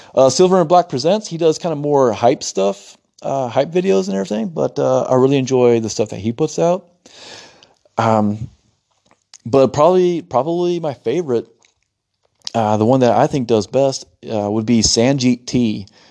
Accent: United States; moved away as an adult; now in Italy; I'm an American citizen

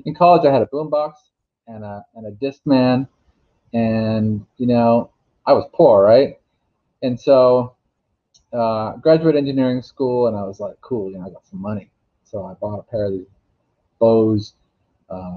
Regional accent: Alaska, United States; I went up to Fairbanks, which is the real engineering school where I grew up in Alaska

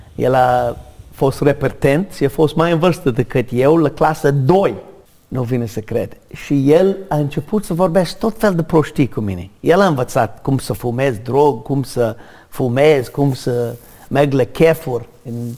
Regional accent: United States; Romanian is a second language; moved away as an adult; now in Romania; m-am născut în America în o familie mare de irlandez

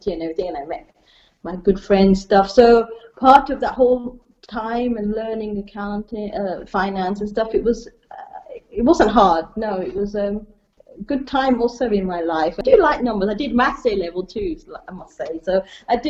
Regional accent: England, United Kingdom; moved away as an adult; also born or lived in Africa / Italy; now in Austria; I was born in Africa, and my parents moved to England when I was three. And then we moved to lots of different houses

